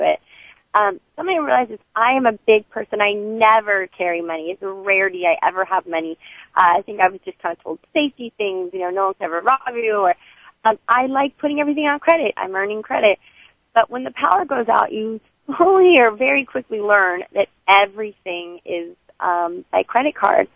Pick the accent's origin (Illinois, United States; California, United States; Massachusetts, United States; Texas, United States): California, United States; growing up in California